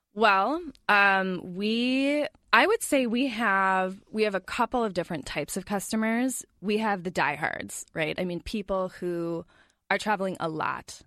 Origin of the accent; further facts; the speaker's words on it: La Crosse, Wisconsin, United States; moved away as an adult; also born or lived in Georgia; now in Twin Cities, United States; we moved up to Wisconsin when I was about four or five years old